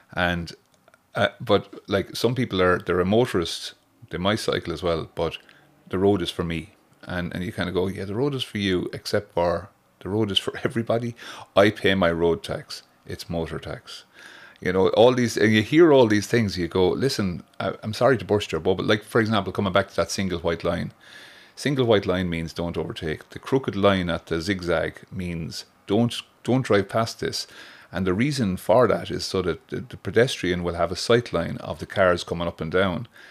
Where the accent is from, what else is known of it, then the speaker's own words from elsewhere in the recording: Waterford, Munster, Ireland; now in Oranmore, Ireland; I'm from Watford